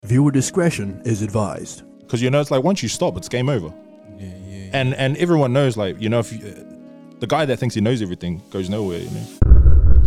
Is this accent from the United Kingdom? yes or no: no; New Zealand; we're from New Zealand